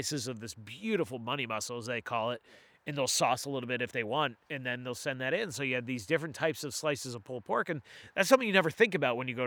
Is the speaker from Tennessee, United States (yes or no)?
no; Gorham, Maine, United States; I grew up in Gorm